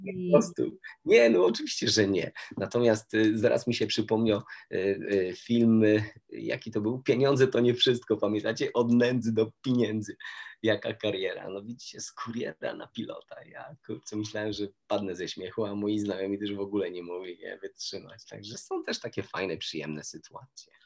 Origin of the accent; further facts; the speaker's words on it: Toruń, Kuyavian-Pomeranian Voivodeship, Poland; ja jestem z Torunia i będąc jako młody chłopak